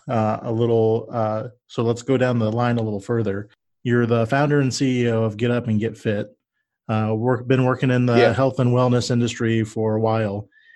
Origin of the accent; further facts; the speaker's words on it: Midwest, United States; so I'm from the Midwest.